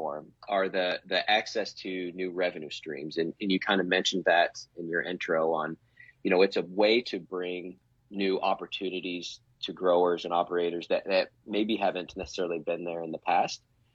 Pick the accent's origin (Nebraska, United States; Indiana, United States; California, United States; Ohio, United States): Nebraska, United States; born and raised in Nebraska, never left